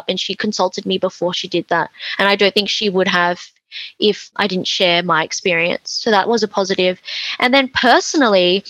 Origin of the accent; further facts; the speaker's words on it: Australia; I'm Chinese Australian.